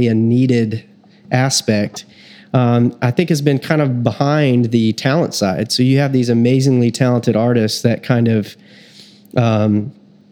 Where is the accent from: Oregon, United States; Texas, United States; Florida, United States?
Texas, United States; I was born in Texas